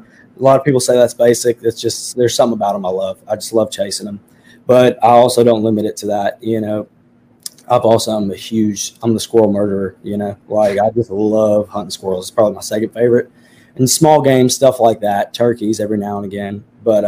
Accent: Ohio, United States; when I was growing up in Ohio

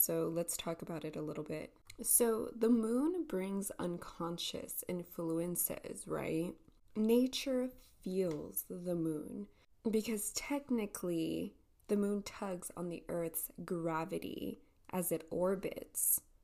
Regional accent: El Paso, Texas, United States; It is 8.40 a.m. here, here in El Paso, Texas.

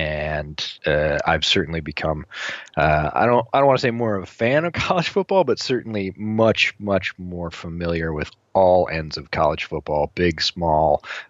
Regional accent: Northeast, United States; Did a bunch of growing up in the Northeast and certainly followed, you know, football powerhouses in those days.

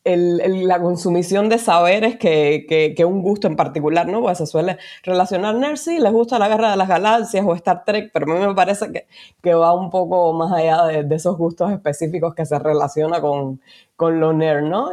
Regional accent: Cuba; moved away as an adult; now in Spain; soy una mujer cubana, inmigrante, vivo en España hace cuatro años

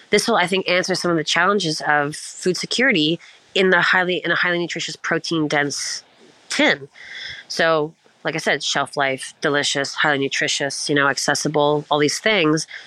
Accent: East Coast, United States; I'm not going to cr- shut up because I'm from the East Coast and I will not stop talking, it would appear.

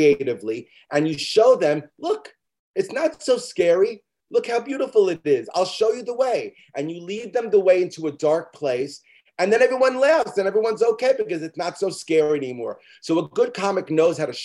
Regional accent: New York City, New York, United States; I'm from Midwood. I still live in Midwood

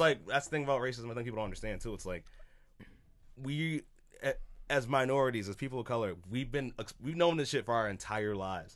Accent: Boston, Massachusetts, United States; I come from Boston

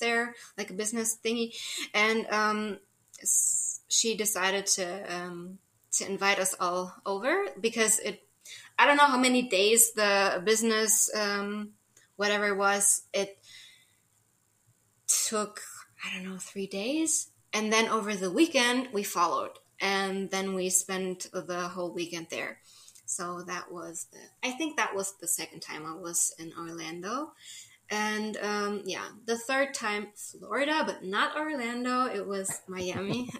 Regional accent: Germany; born or raised there; also born or lived in Saint Charles, United States

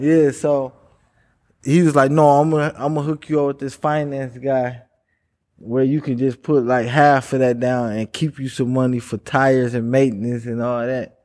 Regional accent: Milwaukee, Wisconsin, United States; Born and raised in Milwaukee.

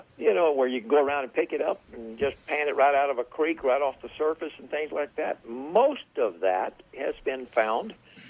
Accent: Texas, United States; also born or lived in North Dakota; I'm originally from, I always tell people I'm from South America. They said, really? Yeah. South Texas.

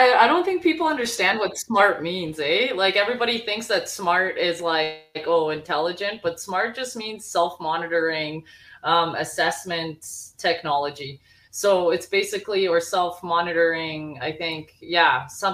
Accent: Bosnia & Herzegovina; moved away; I'm from Bosnia.

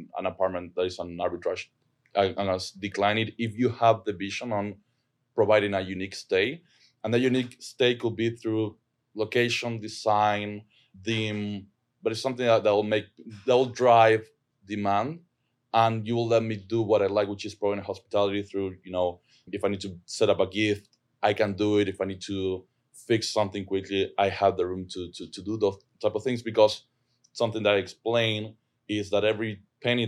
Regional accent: Argentina; English is a second language; I'm from Argentina. That's where my accent is from.

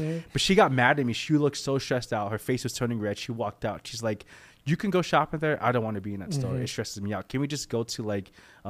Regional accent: Philippines; I'm not Mexican. I'm Filipino.

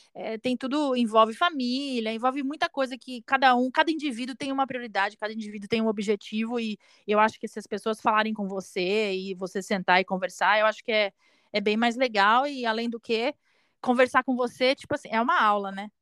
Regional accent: Brazil; moved away; a gente é brasileiro

